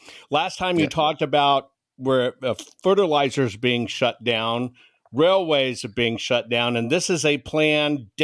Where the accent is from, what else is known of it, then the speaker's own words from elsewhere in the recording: San Antonio, Texas, United States; When I was a kid growing up in San Antonio, Texas, in the 70s